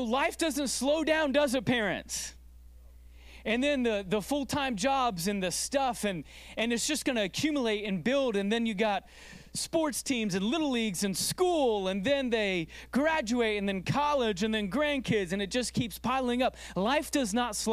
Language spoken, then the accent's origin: English; United States; as an American culture